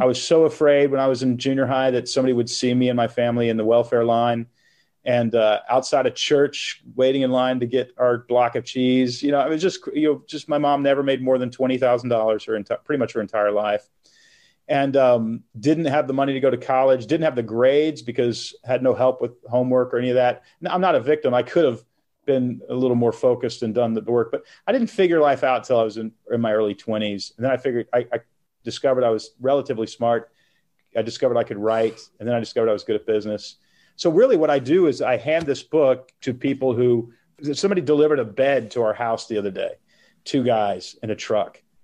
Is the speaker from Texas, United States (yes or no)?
yes; Texas, United States; moved away as an adult; also born or lived in Portland, Oregon; now in Nashville, United States; I, I grew up in Texas, moved to Portland, Oregon when I was twenty-one